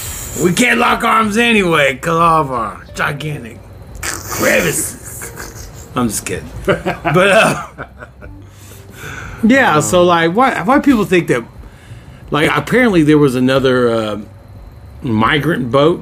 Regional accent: California, United States; Oh, I'm sorry. We're from California.

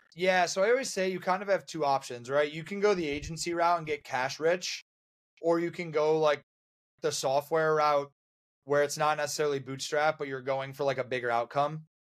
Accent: Buffalo, New York, United States; moved away; I'm from Buffalo originally

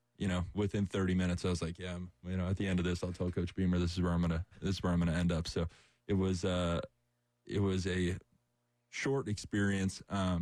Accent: Somers, New York, United States; now in Columbia, United States; I'm from Somers, New York. It's a suburb about 45 minutes north of the city.

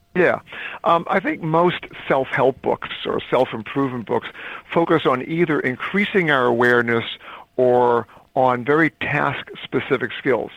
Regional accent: Northeast, United States; also born or lived in Caribbean; I was brought up in the Northeast.

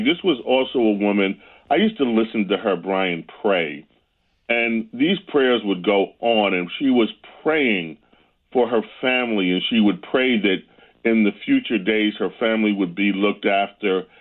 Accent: New York, United States; Growing up in New York was great

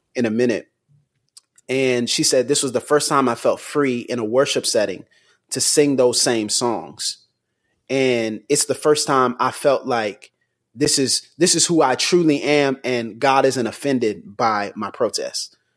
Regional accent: United States; I'm from I'm from the U.S.

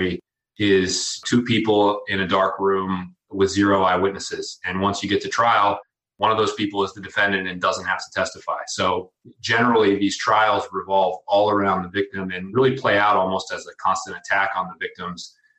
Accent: Pittsburgh, Pennsylvania, United States; also born or lived in Philadelphia; I grew up in Pittsburgh, Pennsylvania, one of four kids.

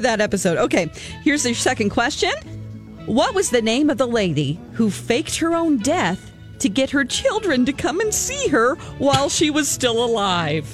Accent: about an hour from Mansfield, Missouri, United States; moved away; about an hour from my hometown that I moved from

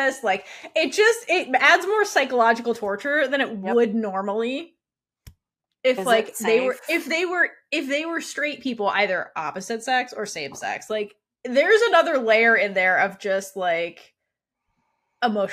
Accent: East Coast, United States; I grew up on the East Coast.

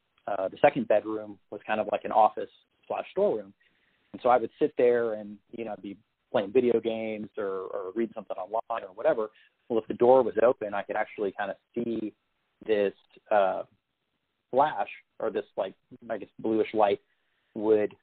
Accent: San Antonio, Texas, United States; also born or lived in Austin, Texas; I grew up in San Antonio, Texas, which is a town that it's kind of famous for having some pretty interesting little haunted areas

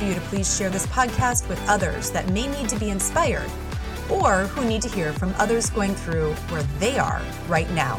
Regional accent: Midwest, United States; I am from the Midwest

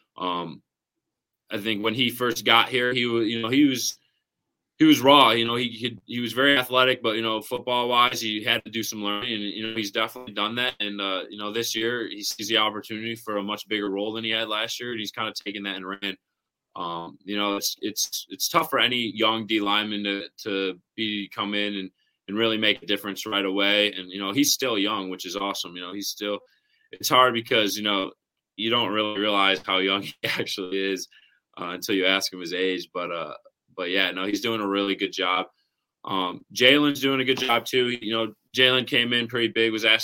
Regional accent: Syracuse, New York, United States; also born or lived in Columbus, Ohio / Cortland, New York; I was born in Columbus, Ohio, and then moved to another part of upstate New York, which is called Cortland. And then we went 30 minutes north to Syracuse, where I basically stayed, throughout high school, middle school, and elementary school

